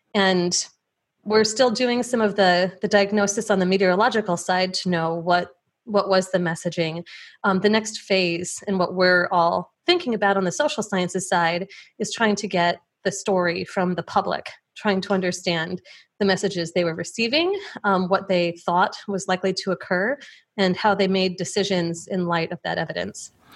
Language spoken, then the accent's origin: English; Plainfield, Illinois, United States; I grew up in the Chicago suburbs, just outside of Plainfield, Illinois